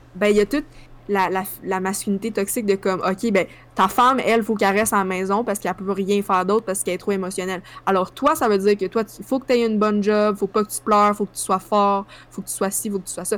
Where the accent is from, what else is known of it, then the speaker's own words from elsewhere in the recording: Sherbrooke, Quebec, Canada; quand j'étais petite à Sherbrooke